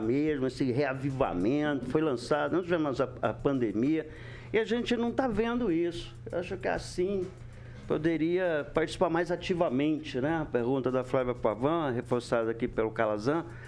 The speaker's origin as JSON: {"language": "Portuguese", "town": "Maringá", "region": "Paraná", "country": "Brazil", "tie": "born or raised there", "said": "Eu defendo a Alvorada, eu nasci por lá. Nasci na Varda, mas me criei ali"}